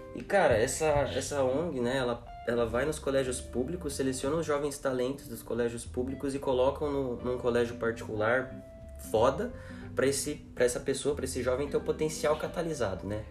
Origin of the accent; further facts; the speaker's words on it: Cotia, São Paulo, Brazil; nascido em São Paulo, mas crescido em Cotia